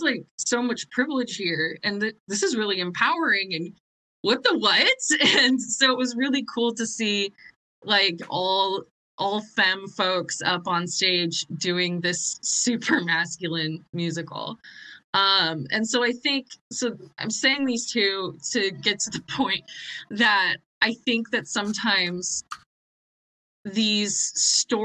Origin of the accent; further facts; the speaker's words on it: Nebraska, United States; I was growing up in Nebraska with a super conservative family.